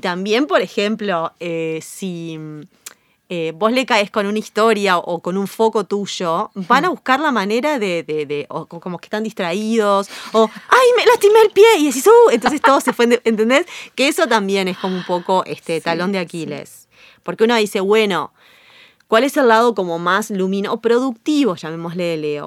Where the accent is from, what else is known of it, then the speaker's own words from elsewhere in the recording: Uruguay; soy muy uruguaya